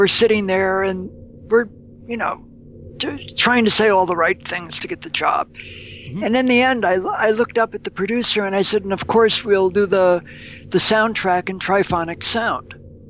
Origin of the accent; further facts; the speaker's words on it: United States; Now I'm an American